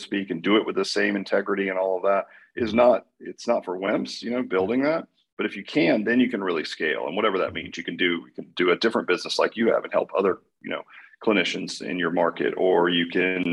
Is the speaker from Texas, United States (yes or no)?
yes; Dallas, Texas, United States; I'm from Dallas